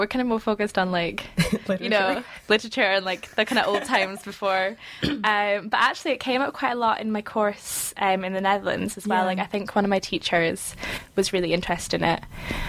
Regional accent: Scotland, United Kingdom; from Scotland, as you said.

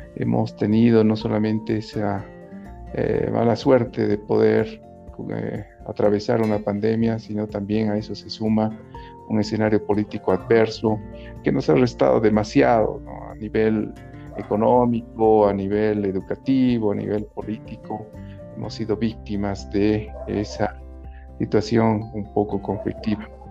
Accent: Bolivia; nosotros como bolivianos

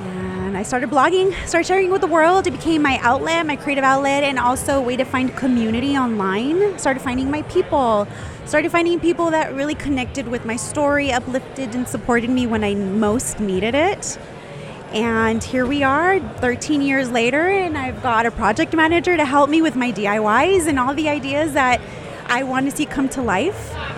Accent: San Jose, California, United States; In San Jose, California.

